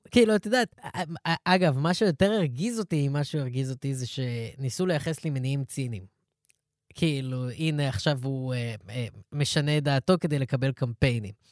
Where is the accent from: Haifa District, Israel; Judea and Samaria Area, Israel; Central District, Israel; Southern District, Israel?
Central District, Israel; Ra'anana; אני אגיד לך את זה, אני גדלתי ברעננה.